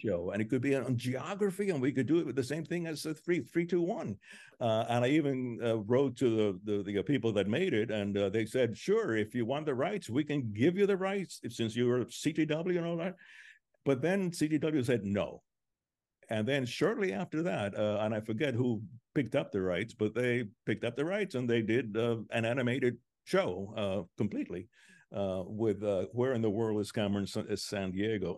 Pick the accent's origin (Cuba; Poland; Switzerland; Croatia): Cuba; moved away; I was born in Cuba